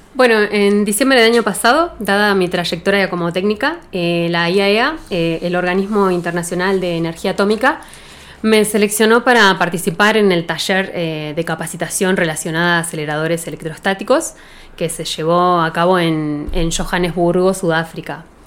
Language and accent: Spanish; Bariloche, Río Negro, Argentina; now in Dina Huapi, Argentina; nací acá en Bariloche, soy nacida y criada